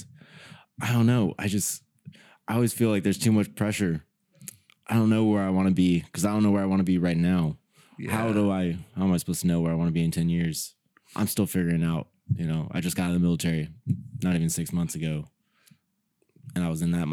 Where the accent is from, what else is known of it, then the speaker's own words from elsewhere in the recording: Santa Maria, California, United States; moved away as an adult; also born or lived in Texas / Travis Air Force Base, California; now in Sacramento, United States; I'm from Santa Barbara County in Santa Maria.